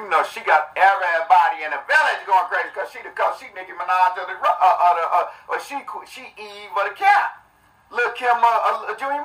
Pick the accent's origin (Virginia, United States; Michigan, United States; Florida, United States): Michigan, United States; Detroit; also born or lived in Flint, Michigan; that's where I was born, but born and raised in Detroit and Flint